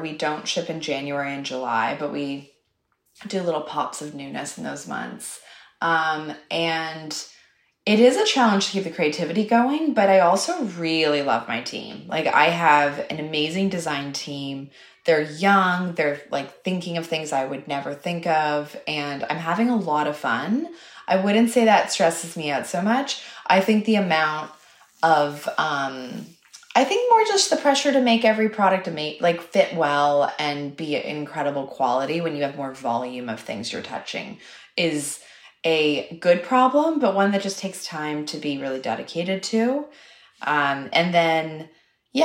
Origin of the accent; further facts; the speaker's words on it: Toronto, Ontario, Canada; maybe opening a store in my hometown of Toronto because I really, really have a love for Canada.